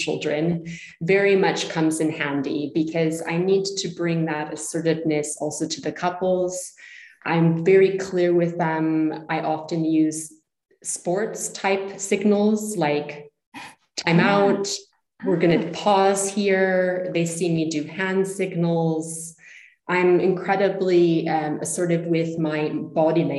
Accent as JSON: {"language": "English", "country": "United States", "also_born_or_lived": "Zurich, Switzerland", "moved": "as an adult", "lives_now": "Switzerland", "said": "I'm originally American, currently living near Zurich, Switzerland. I've been living here for nearly 20 years"}